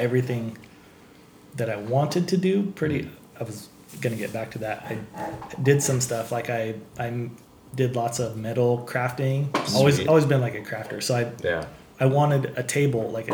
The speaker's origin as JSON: {"language": "English", "town": "San Jose", "region": "California", "country": "United States", "tie": "born or raised there", "also_born_or_lived": "Santa Cruz", "said": "I was born and raised in San Jose."}